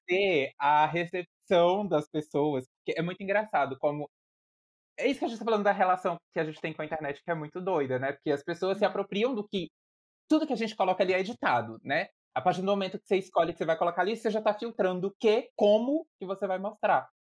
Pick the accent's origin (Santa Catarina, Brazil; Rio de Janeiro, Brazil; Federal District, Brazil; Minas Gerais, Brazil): Federal District, Brazil; Brasília; also born or lived in Piauí; sou piauiense, mas com alma totalmente brasiliense, porque eu vim do Piauí para Brasília com três ou quatro anos de idade, nunca mais voltei ao Piauí